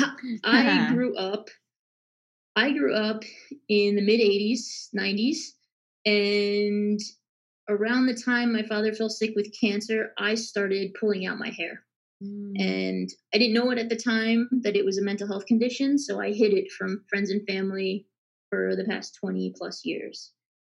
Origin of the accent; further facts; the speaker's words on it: Long Island, New York, United States; I grew up in Long Island, New York, and studied in upstate New York